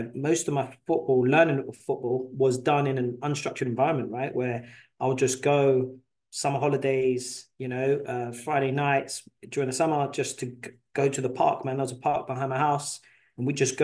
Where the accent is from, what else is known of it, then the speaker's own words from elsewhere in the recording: London, United Kingdom; moved away as an adult; also born or lived in New York, United States; now in United States; I was born in London, North London, to be exact. Came over here when I was around 25 years old